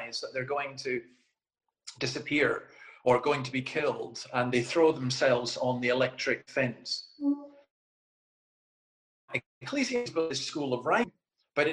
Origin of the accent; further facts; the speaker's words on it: Scotland, United Kingdom; As a Scotsman